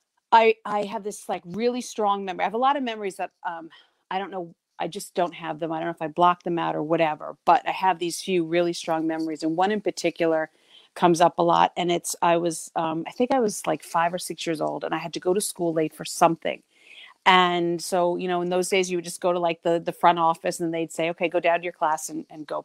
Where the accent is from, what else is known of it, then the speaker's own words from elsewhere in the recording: New York, United States; also born or lived in New England; I am from New York, or as they say around here, New York, and I live in the metro. I'm downstate near the city